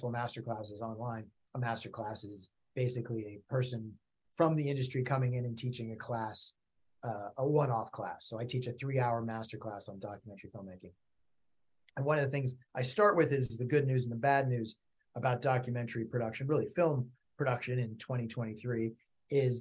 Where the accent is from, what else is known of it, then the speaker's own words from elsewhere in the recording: Berkeley, California, United States; also born or lived in upstate New York; now in Los Angeles, United States; I grew up in Berkeley, California